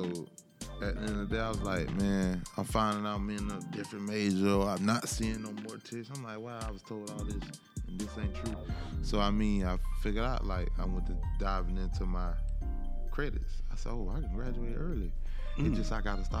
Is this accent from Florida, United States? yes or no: yes; Frostproof, Florida, United States; I come from Frostproof, a little small town out of Polk County, Central Florida